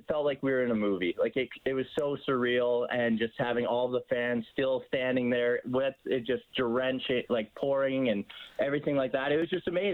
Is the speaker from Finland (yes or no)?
no; Cochrane, Alberta, Canada; also born or lived in Arizona; I'm from Cochrane, so just outside of Calgary